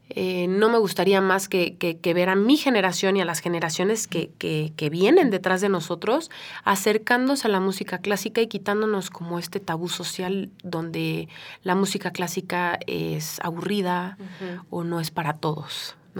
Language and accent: Spanish; Mexico; como mexicana